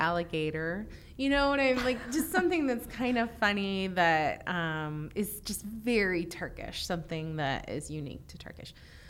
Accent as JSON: {"language": "English", "region": "Virginia", "country": "United States", "said": "ben Virginia iliyim."}